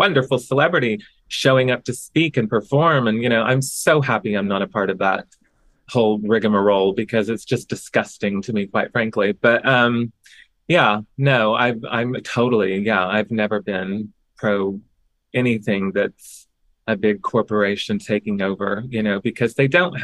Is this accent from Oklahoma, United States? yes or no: yes; Oklahoma, United States; moved away; also born or lived in Chicago; I grew up in Oklahoma